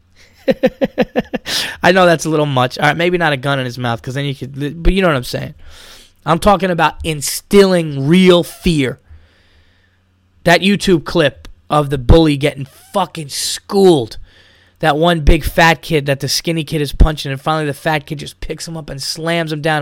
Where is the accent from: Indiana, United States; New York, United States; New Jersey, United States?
New York, United States; Yonkers; I grew up in Westchester County, New York